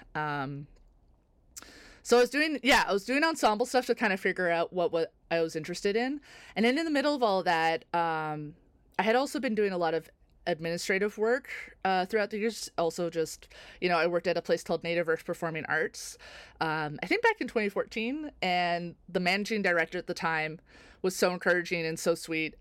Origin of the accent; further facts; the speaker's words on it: North Bay, Ontario, Canada; also born or lived in Toronto; I grew up in North Bay, Ontario